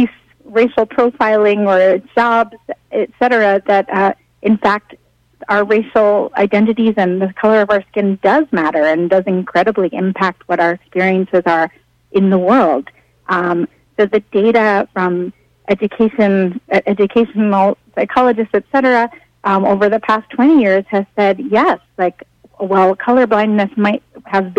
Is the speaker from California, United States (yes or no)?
no; New York City, New York, United States; I'm a native New Yorker.